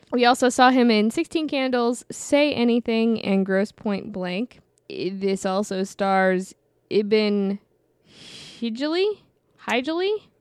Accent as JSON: {"language": "English", "town": "St. Louis", "region": "Missouri", "country": "United States", "tie": "born or raised there", "said": "I grew up in the Midwest."}